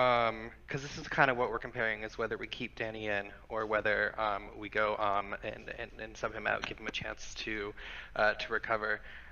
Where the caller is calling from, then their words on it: Southern Oregon, United States; Calling from Southern Oregon.